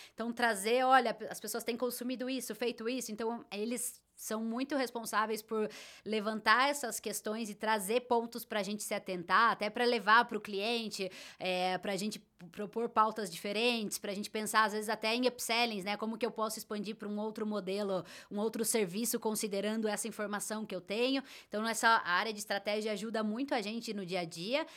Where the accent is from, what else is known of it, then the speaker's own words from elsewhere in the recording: Brazil; você tá no Brasil e é assim que a gente fala, esse é o nosso sotaque